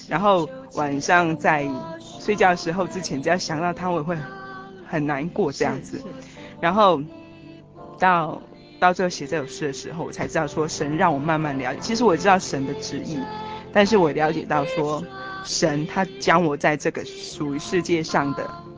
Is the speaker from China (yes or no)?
no; Taiwan; 其实我也是台湾人，但是是。家里都是讲台语的